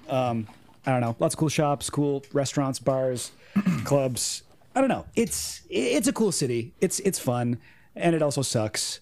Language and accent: English; Orangeville, Ontario, Canada; I grew up in a, a small town, Orangeville, Ontario